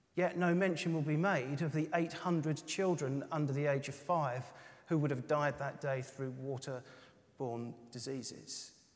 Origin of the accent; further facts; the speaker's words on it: United Kingdom; we're British